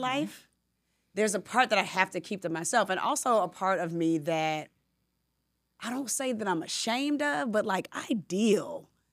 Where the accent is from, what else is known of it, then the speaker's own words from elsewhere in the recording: Decatur, Georgia, United States; also born or lived in Atlanta; I'm a girl from Decatur, Georgia, from Southwest DeKalb High School